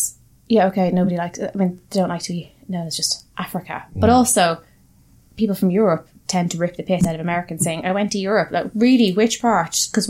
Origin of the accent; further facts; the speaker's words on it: Ireland; I'm proud to be Irish. I like my country.